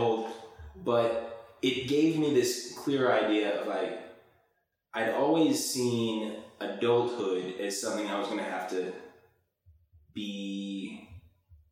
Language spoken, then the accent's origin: English; Bryan, Texas, United States; I'm from Bryan, Texas. My mom and dad worked at the newspaper there and then at the university. So, born and raised in Aggieland